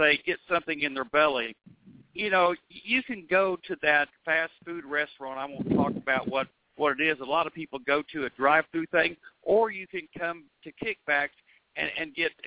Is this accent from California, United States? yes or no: no; Oklahoma, United States; I'm from Oklahoma